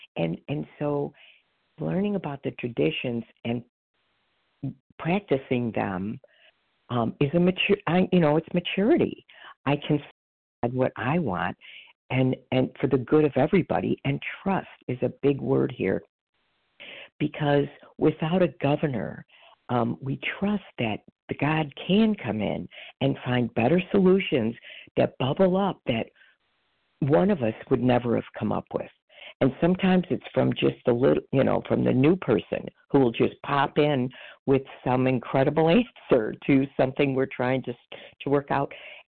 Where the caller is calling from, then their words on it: Chicago, Illinois, United States; …, recovered in Illinois, Chicago area.